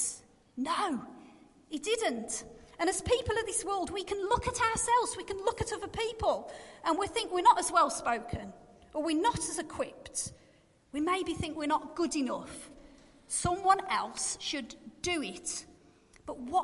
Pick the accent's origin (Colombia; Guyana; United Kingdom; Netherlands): United Kingdom; Black Country, West Midlands; accent: Black Country; my Black Country accent